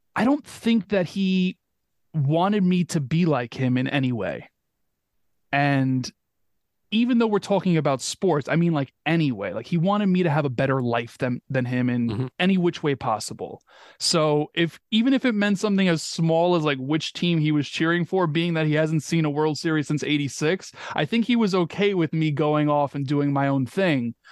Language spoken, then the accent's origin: English; New York, United States; growing up in New York.